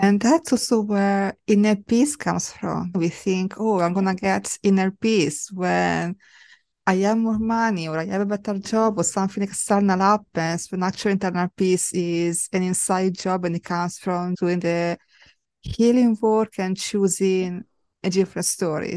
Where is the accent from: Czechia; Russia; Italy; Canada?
Italy; moved away; growing up in Italy